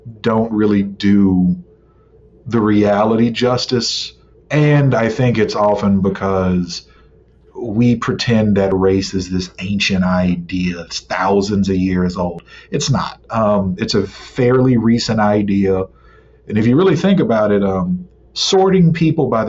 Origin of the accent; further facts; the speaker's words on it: Baton Rouge, Louisiana, United States; I'm originally from Baton Rouge myself